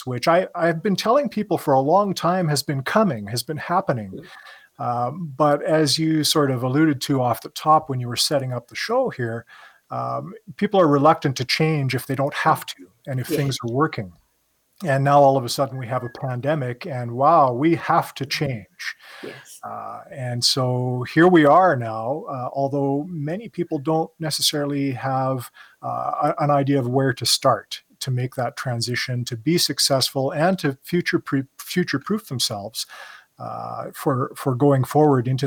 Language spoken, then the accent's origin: English; Canada; me being Canadian